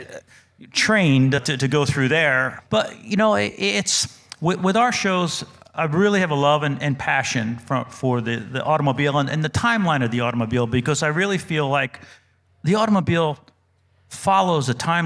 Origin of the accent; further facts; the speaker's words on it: New Jersey, United States; born there; accent: New Jersey; I was born in New Jersey. I've been in North Carolina over 30 years, so I've kind of lost the New Jersey accent, but I had to go back to my New Jersey accent